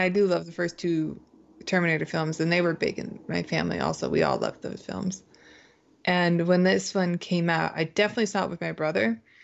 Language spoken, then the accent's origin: English; Canada; now in United States; I grew up in Canada